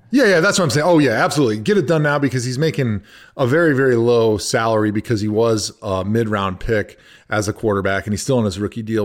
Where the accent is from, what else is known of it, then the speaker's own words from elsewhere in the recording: Wisconsin, United States; I grew up in Wisconsin